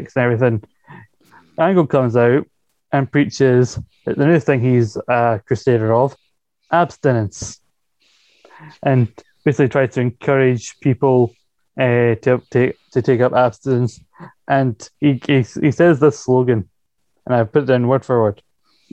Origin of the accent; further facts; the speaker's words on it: Scotland, United Kingdom; as a Scottish man